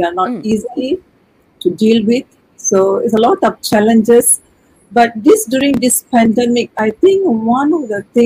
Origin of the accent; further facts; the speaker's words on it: Taiping, Perak, Malaysia; I am from Taiping. I was educated in a convent school, born and brought up there.